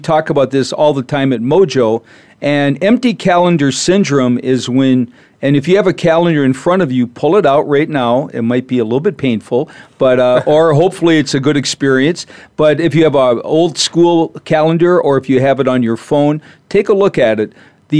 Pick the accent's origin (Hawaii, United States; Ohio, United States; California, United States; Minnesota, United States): Minnesota, United States; You know, I'm from Minnesota originally, so I know what that's like when it's 60 below and your car won't start.